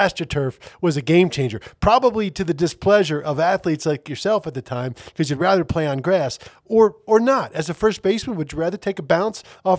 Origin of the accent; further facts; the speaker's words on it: outside of Philadelphia, Pennsylvania, United States; I grew up outside of Philadelphia as a Philly fan.